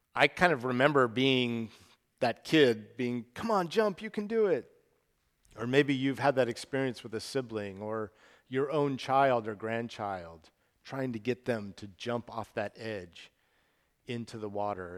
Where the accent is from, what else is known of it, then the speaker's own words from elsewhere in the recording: Salt Lake City, Utah, United States; moved away as an adult; also born or lived in Portland, Oregon; Salt Lake City, where I grew up